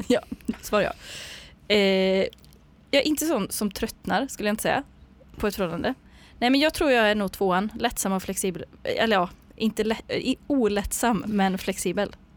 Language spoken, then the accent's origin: Swedish; Ulricehamn, Västra Götaland, Sweden; now in Gothenburg, Sweden; jag är från Ulricehamn